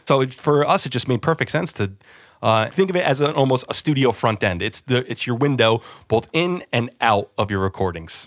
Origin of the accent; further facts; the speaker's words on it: New Jersey, United States; moved away as an adult; now in London, United Kingdom; I'm originally from New Jersey, yeah. So just outside New York City, I was very spoiled to grow up where I did